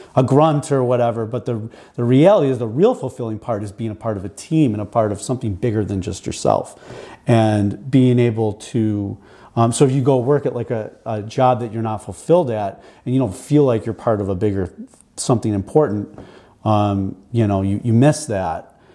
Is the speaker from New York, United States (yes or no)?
yes; Buffalo, New York, United States; I grew up here in Buffalo, and then I did uh, college at Canisius here in Buffalo